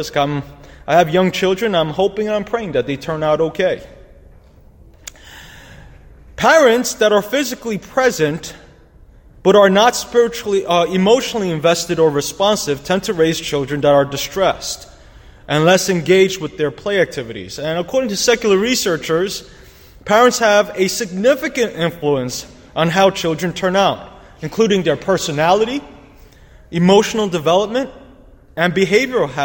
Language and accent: English; New York City, New York, United States; As a New Yorker